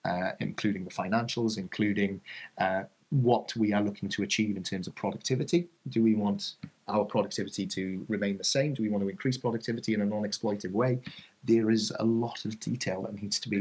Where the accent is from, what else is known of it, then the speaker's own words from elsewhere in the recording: Wales, United Kingdom; as proud as I am of being a Welshman